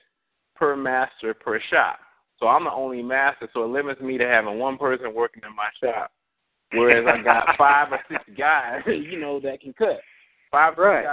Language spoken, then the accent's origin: English; South Georgia, United States; I'm actually from South Georgia, Moody Air Force Base